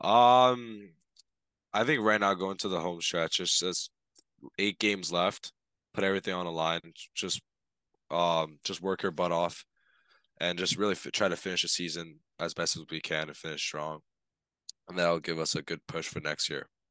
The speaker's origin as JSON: {"language": "English", "town": "Toronto", "region": "Ontario", "country": "Canada", "said": "back home in Toronto, that's where I'm from"}